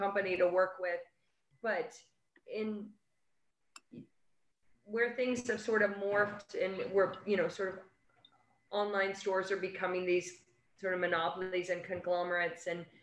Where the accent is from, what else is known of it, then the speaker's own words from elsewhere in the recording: New York, United States; being a New Yorker